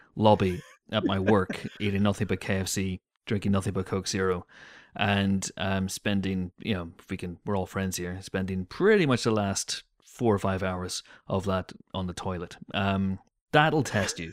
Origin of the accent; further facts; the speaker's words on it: United Kingdom; growing up in Britain